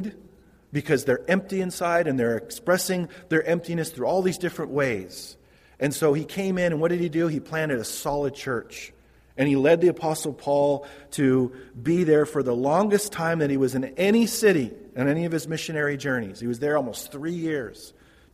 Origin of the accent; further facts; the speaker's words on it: Modesto, California, United States; I was raised in Modesto